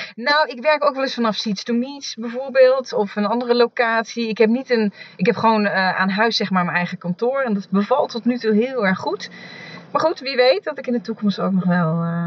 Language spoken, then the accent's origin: Dutch; Achterhoek, Gelderland, Netherlands; ik ben in de Achterhoek opgegroeid